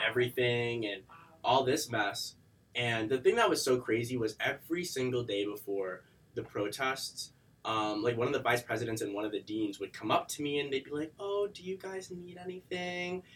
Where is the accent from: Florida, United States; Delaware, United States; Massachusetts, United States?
Massachusetts, United States; Weymouth; also born or lived in Boston; I'm from Boston. Um, I lived in Boston for a little bit when I was younger, but I uh, mainly live in like a South Shore uh, suburb town.